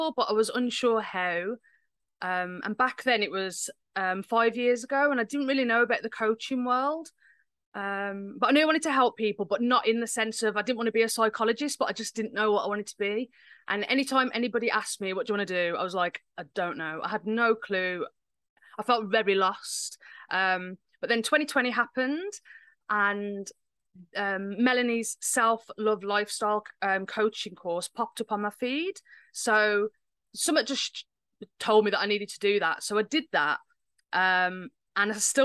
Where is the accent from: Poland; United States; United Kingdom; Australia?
United Kingdom; the Midlands, England; accent: Midlands; I live in the UK, so I live in England, in the Midlands. You might be able to tell by my accent.